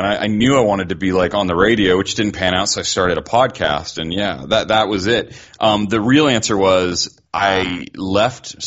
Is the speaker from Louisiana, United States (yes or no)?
no; Sonoita, Arizona, United States; moved away as an adult; also born or lived in Oregon / San Diego / Delaware / Pennsylvania; I grew up in Arizona and Oregon, sort of back and forth. And I grew up in a tiny, tiny town in southern Arizona called Sonoyta.